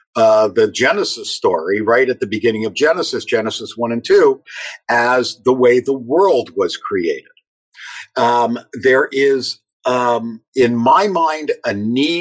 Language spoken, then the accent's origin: English; Toronto, Ontario, Canada; I was growing up in Toronto